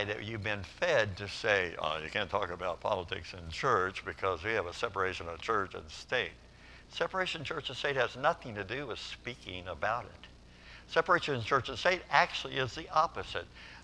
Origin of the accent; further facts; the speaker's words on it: Kentucky, United States; I grew up in Kentucky